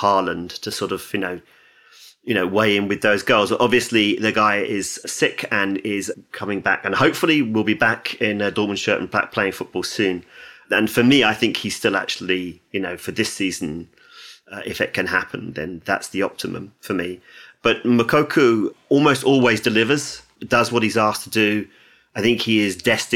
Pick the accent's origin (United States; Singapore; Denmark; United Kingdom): United Kingdom; England; as an Englishman